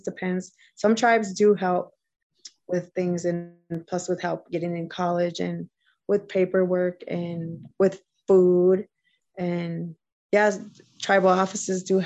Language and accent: English; Minneapolis, Minnesota, United States; I grew up in South Minneapolis